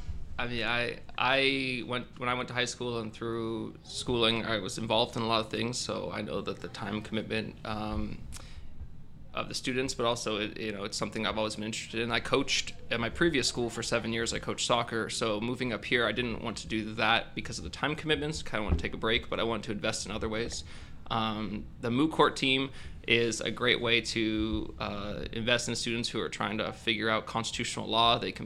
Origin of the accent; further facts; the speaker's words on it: California, United States; also born or lived in Farmington, New Mexico / Maryland; I was born in New Mexico. Farmington, New Mexico, lived there for a few years. Lived in Maryland for some years. I lived in Northern California, went to high school here at Bella Vista during my formative years